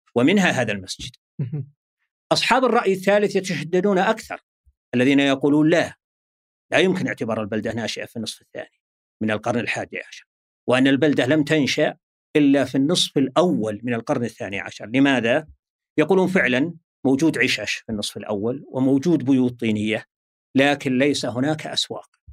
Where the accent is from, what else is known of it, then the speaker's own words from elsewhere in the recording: Al-Ahsa, Eastern Province, Saudi Arabia; عندنا في الأحساء